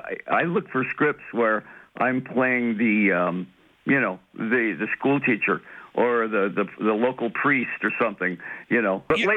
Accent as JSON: {"language": "English", "town": "Detroit", "region": "Michigan", "country": "United States", "said": "I'm from Detroit"}